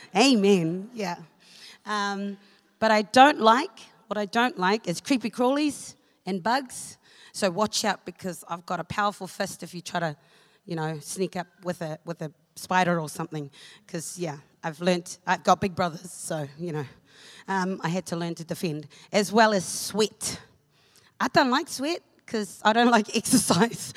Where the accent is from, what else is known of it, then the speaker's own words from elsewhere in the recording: Auckland, New Zealand; moved away as an adult; also born or lived in Cook Islands; now in Hamilton, New Zealand; I was born in the Cook Islands, um, but I was bred in Auckland. So I lived in Māngere for over 20 years.